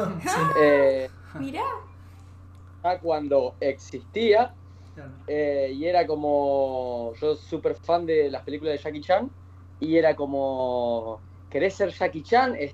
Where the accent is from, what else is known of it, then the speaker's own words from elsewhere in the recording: Rosario, Santa Fe, Argentina; Yo te puedo decir de que vengo de Rosario, no sé si conocen la ciudad